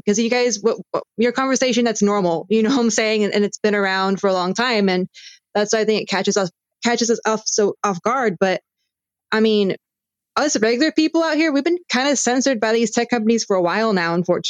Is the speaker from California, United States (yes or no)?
yes; Cupertino, California, United States; also born or lived in Silicon Valley; I live right by Google, to be honest, you know, and I grew up in Cupertino and like, I went to the best schools out here